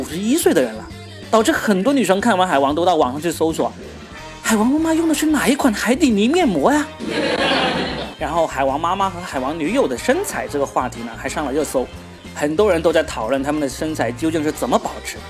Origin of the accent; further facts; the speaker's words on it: Guangdong, China; 对我们广东人来说，广东以外的都是北方。